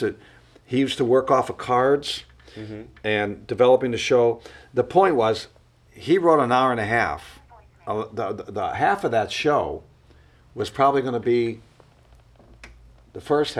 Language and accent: English; Cleveland, Ohio, United States; born or raised there; moved away